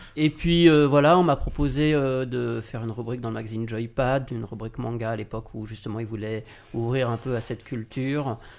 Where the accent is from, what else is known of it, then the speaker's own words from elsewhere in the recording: Lyon, Auvergne-Rhône-Alpes, France; moved away as an adult; now in Paris, France; moi je viens de Lyon